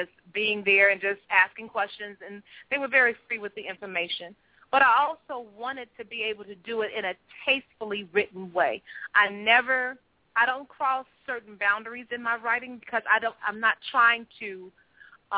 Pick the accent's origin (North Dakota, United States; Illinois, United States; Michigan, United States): Illinois, United States; Chicago; We grew up in the Robert Taylor Homes for the first 4 years of my life